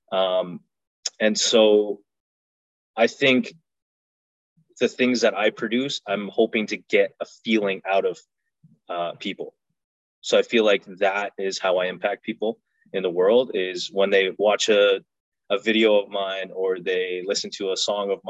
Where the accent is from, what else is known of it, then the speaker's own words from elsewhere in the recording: Canada; You know, I'm Afghan, I'm Canadian.